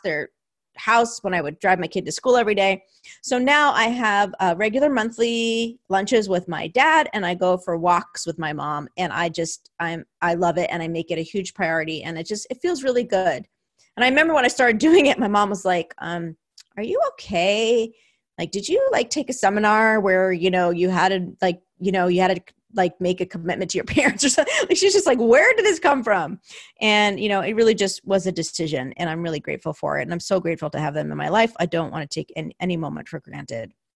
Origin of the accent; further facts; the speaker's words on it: New Jersey, United States; now in California, United States; my hometown of New Jersey